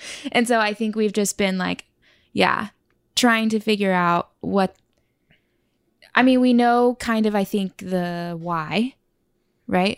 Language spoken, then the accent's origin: English; Oklahoma, United States; moved away as an adult; also born or lived in California / Tulsa; now in New York, United States; I was born in California, but I was raised in Oklahoma.